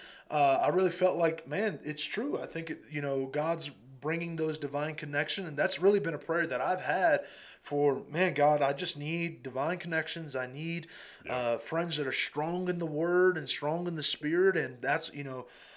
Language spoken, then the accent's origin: English; Eloy, Arizona, United States; I'm a little boy from Eloy, Arizona